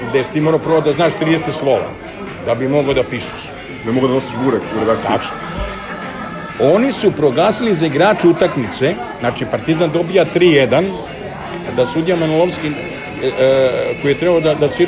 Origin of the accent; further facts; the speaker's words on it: Belgrade, Serbia; born there; zapravo sam rođen u Beogradu